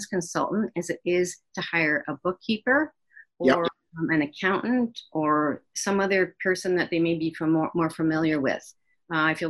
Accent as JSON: {"language": "English", "town": "Kitchener", "region": "Ontario", "country": "Canada", "tie": "born or raised there", "also_born_or_lived": "Waterloo", "said": "I was born and raised in Kitchener, Waterloo"}